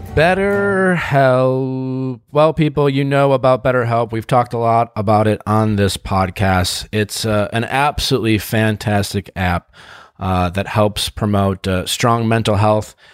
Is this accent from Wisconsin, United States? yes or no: yes; Wisconsin, United States; as a kid growing up in Wisconsin